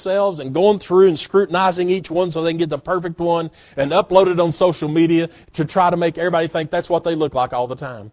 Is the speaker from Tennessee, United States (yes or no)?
yes; Knoxville, Tennessee, United States; I'm proud to be an East Tennessean. I'm proud to be from Tennessee and Corrington, Knoxville area. I'm proud of that. I had no doing with it. God just blessed me to be able to be born here